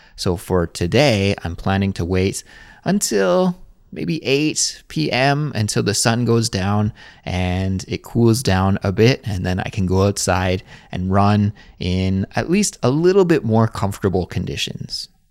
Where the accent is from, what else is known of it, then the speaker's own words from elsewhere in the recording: Kelowna, British Columbia, Canada; moved away as an adult; now in Seoul, South Korea; my hometown, which For those of you who don't know, is called Kelowna, British Columbia, Canada.